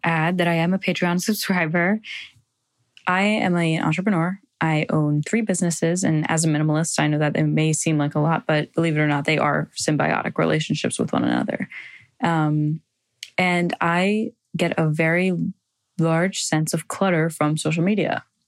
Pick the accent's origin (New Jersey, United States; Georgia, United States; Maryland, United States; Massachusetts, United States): New Jersey, United States; I'm from New Jersey